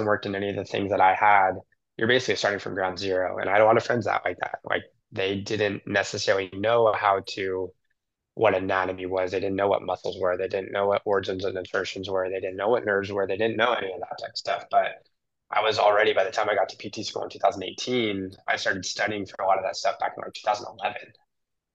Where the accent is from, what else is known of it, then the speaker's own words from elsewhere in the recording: Southern California, United States; moved away; also born or lived in the South / New York City; growing up in Southern California, it's a certain way of life